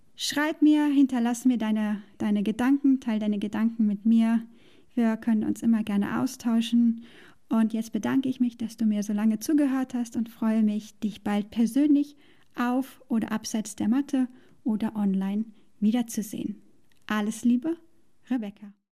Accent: Germany; moved away as an adult; hatte ich all das, was ich aufgegeben habe in Deutschland, was ich mochte. Ich mochte meinen Job. Ich hatte ein tolles Verhältnis zu Freunden, Arbeitskollegen und Familie. Ich mochte den Ort, wo ich aufgewachsen bin

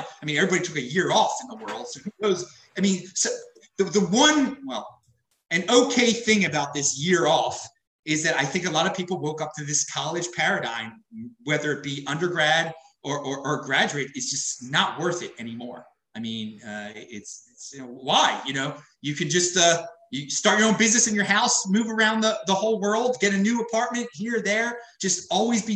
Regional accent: Baltimore, Maryland, United States; moved away as an adult; also born or lived in St. Louis, Missouri; I'm from Baltimore, Maryland, originally

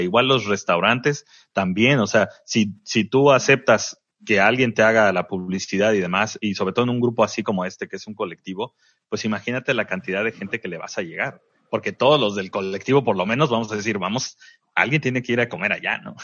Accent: Veracruz, Mexico; now in Tijuana, Mexico; de Veracruz, que mi, mi tierra

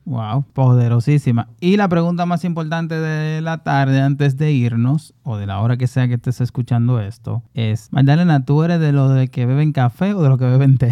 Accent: Santo Domingo Oeste, Distrito Nacional, Dominican Republic; yo tengo ya como siete años colaborando directamente con, con, el Carnaval de Herrera, que también es mi comunidad

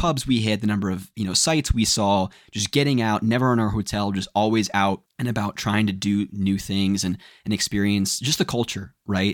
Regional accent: United States; we're from the States.

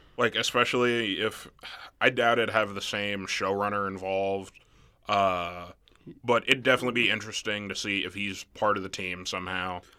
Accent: Nebraska, United States; also born or lived in Mississippi; not growing up in Nebraska, like, until fifth grade onward

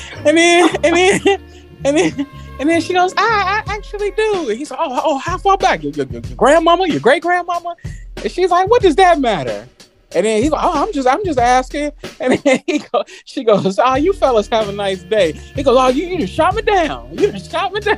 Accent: Chicago, Illinois, United States; as a Chicagoan

